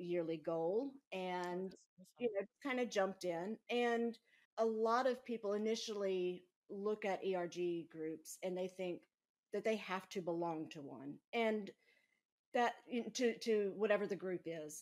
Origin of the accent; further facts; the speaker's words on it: Mississippi, United States; growing up in Mississippi